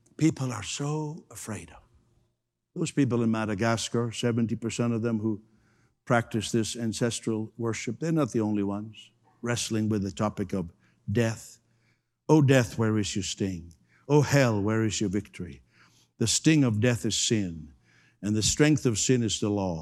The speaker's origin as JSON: {"language": "English", "country": "Canada", "said": "I'm, I'm a Canadian"}